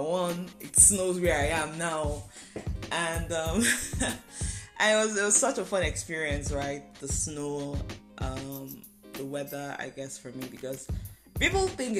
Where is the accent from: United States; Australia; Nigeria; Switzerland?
Nigeria; moved away as an adult; now in Canada; Last year, last November, I moved from Nigeria to Canada for school